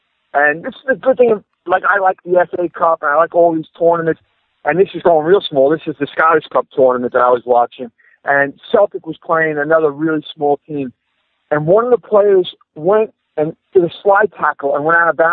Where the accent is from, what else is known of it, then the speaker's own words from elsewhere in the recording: New York, United States; I'm also a New Yorker